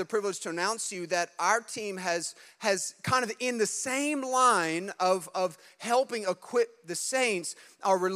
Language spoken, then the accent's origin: English; New Jersey, United States; we're from Jersey